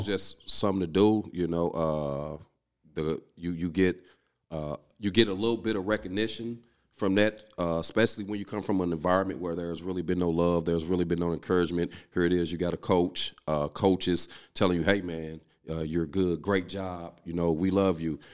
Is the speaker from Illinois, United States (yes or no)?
yes; East St. Louis, Illinois, United States; moved away as an adult; I'm originally from East Saint Louis.